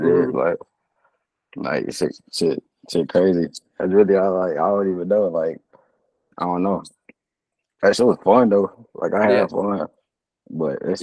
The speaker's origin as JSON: {"language": "English", "town": "Los Angeles", "region": "California", "country": "United States", "tie": "born or raised there", "also_born_or_lived": "Fontana, California / Atlanta", "said": "I was raised"}